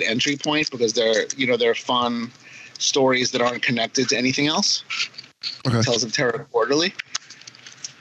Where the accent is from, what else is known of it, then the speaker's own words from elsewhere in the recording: New York City, New York, United States; growing up in Queens, and we used to go to the World's Fairgrounds.